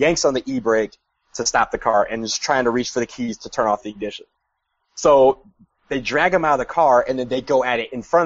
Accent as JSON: {"language": "English", "country": "United States", "said": "I'm a tourist from the United States"}